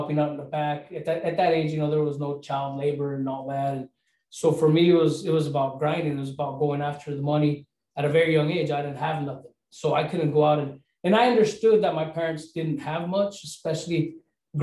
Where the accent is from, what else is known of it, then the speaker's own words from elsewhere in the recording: Castroville, California, United States; I grew up in Castroville